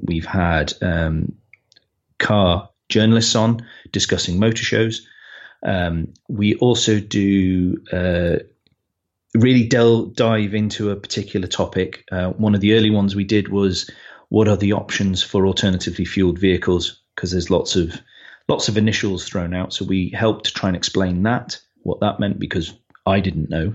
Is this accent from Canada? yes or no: no; United Kingdom; we're British